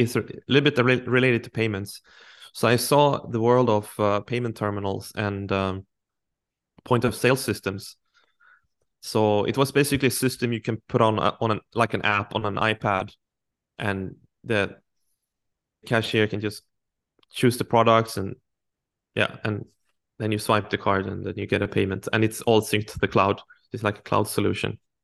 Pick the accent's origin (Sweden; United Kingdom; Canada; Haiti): Sweden; moved away as an adult; I'm from a traditional working class family, I would say, in a small town in Sweden